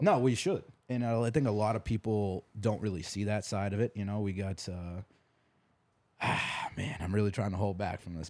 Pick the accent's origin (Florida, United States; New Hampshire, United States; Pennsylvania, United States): New Hampshire, United States; moved away as an adult; also born or lived in Texas; I'm from New Hampshire, and I moved all the way to Texas when I was twenty years old.